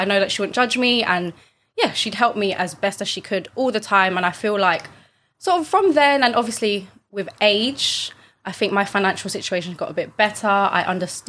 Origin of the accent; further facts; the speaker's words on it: London, United Kingdom; I also run a podcast with two of my friends on like the Filipino culture, British culture, and just, you know, growing up in East London.